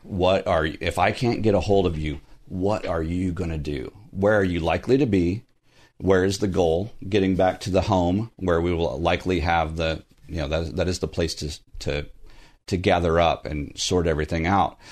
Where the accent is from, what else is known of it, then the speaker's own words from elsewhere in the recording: Southern Texas, United States; now in Burbank, United States; I'm from Southern Texas